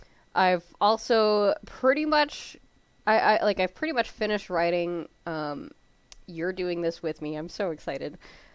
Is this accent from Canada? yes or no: yes; Canada